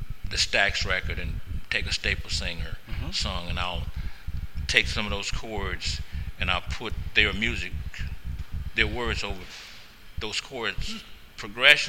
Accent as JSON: {"language": "English", "region": "Louisiana", "country": "United States", "tie": "born or raised there", "moved": "yes", "lives_now": "Portland, United States", "said": "my history coming from Louisiana, you know, my grandmother's farm, you know, 112-acre farm. I grew up in Paradise"}